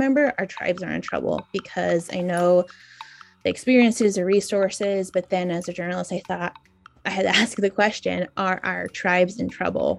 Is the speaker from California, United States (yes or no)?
no; New Mexico, United States; So I'm Dene or Navajo. So I grew up on the Navajo Nation, just on the eastern border of the reservation on the New Mexico side of Navajo